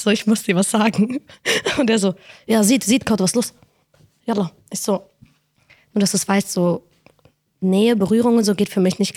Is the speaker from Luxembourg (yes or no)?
no; Morocco; bin Marokkanerin, hab ich doch erzählt, oder?